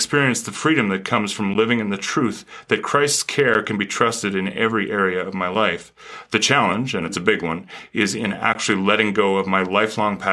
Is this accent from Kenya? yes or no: no; Canada; now in United States; as a Canadian living in America, I certainly come with a different perspective